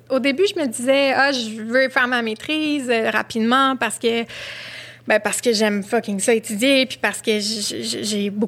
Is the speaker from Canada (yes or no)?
yes; Montreal, Quebec, Canada; c'est mon quartier de jeunesse, j'ai grandi à Huntsic.